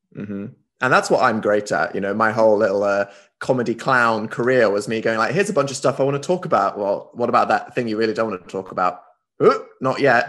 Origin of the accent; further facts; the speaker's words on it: United Kingdom; as this British guy